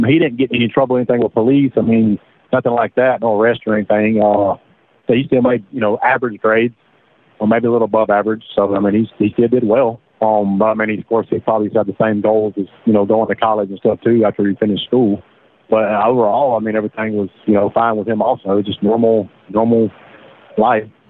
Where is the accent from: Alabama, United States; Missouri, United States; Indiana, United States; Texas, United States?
Alabama, United States; born or raised there